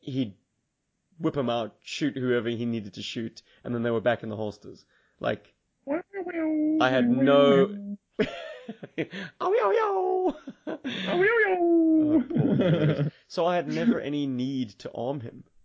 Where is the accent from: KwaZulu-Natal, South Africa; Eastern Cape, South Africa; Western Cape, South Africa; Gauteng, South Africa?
Western Cape, South Africa; Cape Town; there's a specific part of Main Road in my hometown